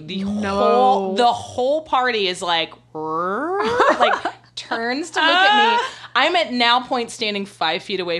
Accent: the South, United States; moved away; we're from the South, so we all have these, like, very, like, Southern

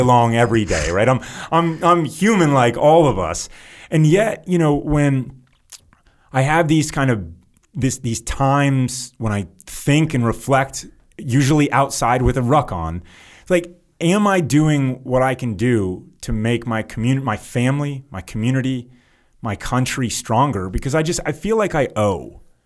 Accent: United States; As an American

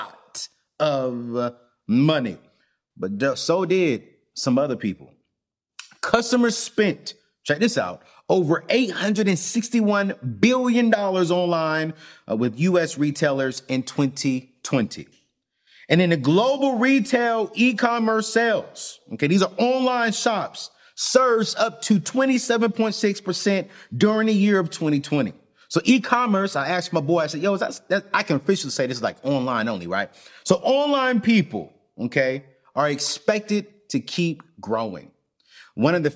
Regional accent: Fayetteville, North Carolina, United States; I grew up in Fayetteville

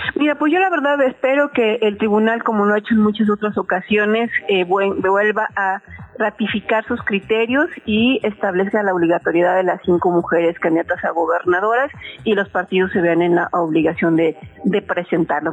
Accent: Puebla, Mexico; soy poblana

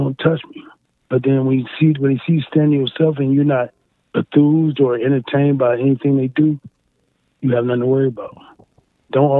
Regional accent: East Cleveland, Ohio, United States; also born or lived in Wade Park, Cleveland; I'm from the East Cleveland area, but now I moved down to Wade Park.

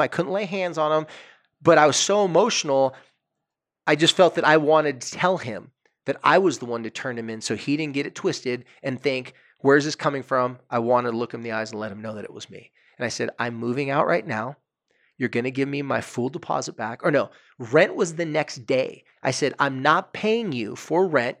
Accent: Carlsbad, California, United States; had an apartment across the street from the beach in my hometown on the street that I loved more than any other street. The street's called Acacia Street in Carlsbad, California.

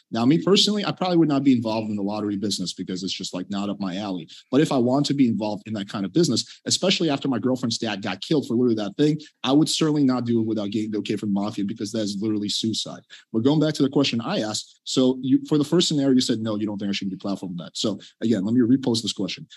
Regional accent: Russia; now in United States; I was born in Russia.

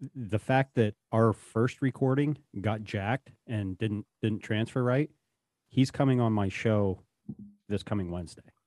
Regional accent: the Rockies, Rocky Mountains, United States; now in Appalachians, United States; I'm originally from the Rockies

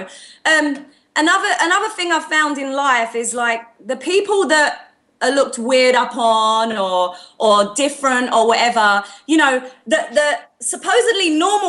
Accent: Australia; I'm not trying to fit in. I just do what's me. I'm Aussie.

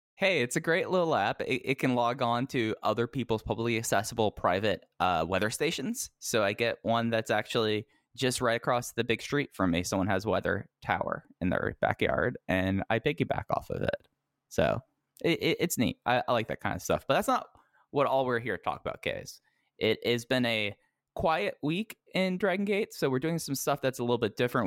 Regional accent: Texas, United States; growing up in Texas

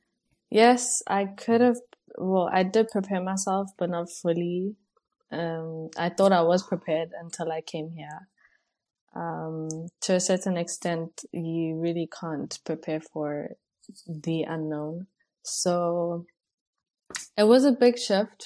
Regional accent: South Africa; moved away as an adult; now in Hungary; I am a girl from South Africa, currently living in Hungary and studying medicine

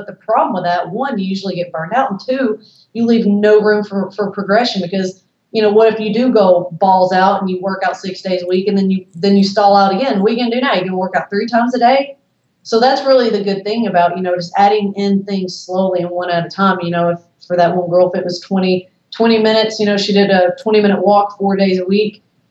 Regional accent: the South, United States; I'm from the South.

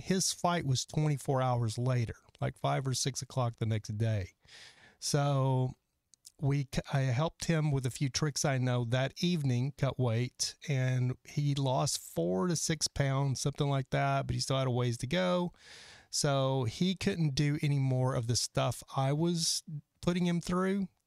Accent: Texas, United States; now in Los Angeles, United States; I'm from Texas.

